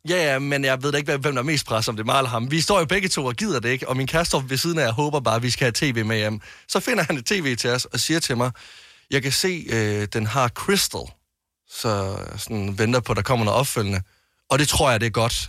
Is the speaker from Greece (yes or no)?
yes; Greece